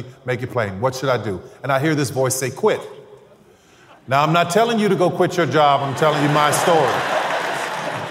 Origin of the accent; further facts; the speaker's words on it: New Orleans, Louisiana, United States; I'm from New Orleans